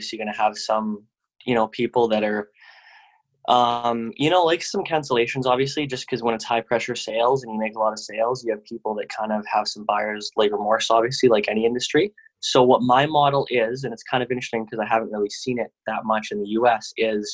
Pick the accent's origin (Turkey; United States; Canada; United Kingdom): Canada; also born or lived in Vancouver; I'm from Canada. I live in Vancouver